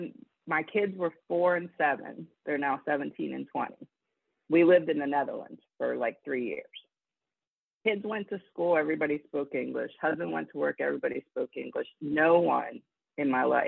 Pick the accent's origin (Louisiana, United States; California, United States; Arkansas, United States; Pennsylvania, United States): Pennsylvania, United States; Johnstown; I grew up about an hour and a half from Pittsburgh in Johnstown. It was a steel town